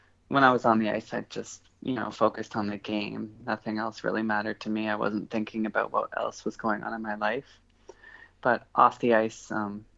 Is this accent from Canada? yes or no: yes; Sarnia, Ontario, Canada; My life growing up in Sarnia, there wasn't a lot of diversity there